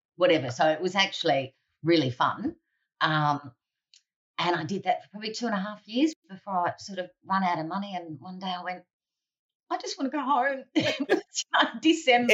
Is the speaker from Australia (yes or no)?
yes; Central Coast, north of Sydney, New South Wales, Australia; I grew up on the Central Coast, north of Sydney